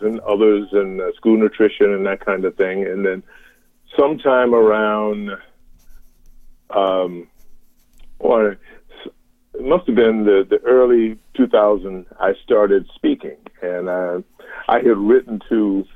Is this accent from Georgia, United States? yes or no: yes; Savannah, Georgia, United States; moved away as an adult; also born or lived in Chicago, Illinois; now in Raleigh, United States; I was born and raised in Savannah, Georgia